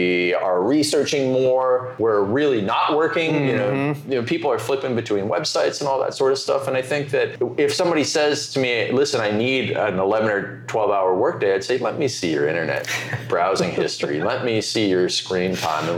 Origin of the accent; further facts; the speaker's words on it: Canada; moved away; I'm Canadian